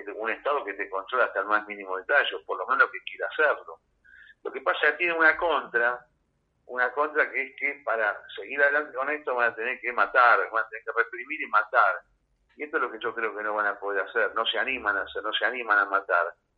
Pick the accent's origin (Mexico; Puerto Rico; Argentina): Argentina; yo soy de Argentina, viajo mucho, pero soy acá y no me voy nunca